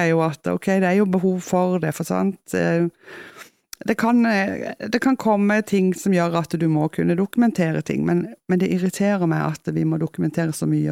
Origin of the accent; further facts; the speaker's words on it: Kristiansand, Agder, Norway; accent: Kristiansand dialect; now in Etne, Norway; når jeg kommer hjem, jeg jo, eller hjem da, til Kristiansand, så ja. får jeg jo beskjed om at, eh, at, jeg snakker sånn som jeg gjorde når jeg flytta